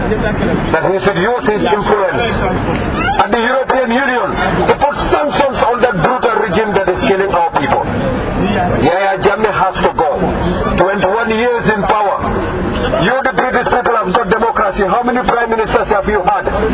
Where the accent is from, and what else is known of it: Gambia; English is a second language; now in United Kingdom